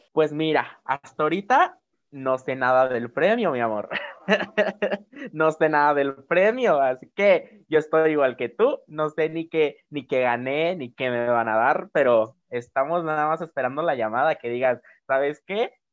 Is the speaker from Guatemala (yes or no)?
no; Oaxaca, Mexico; de aquí de Oaxaca, es de mi tierra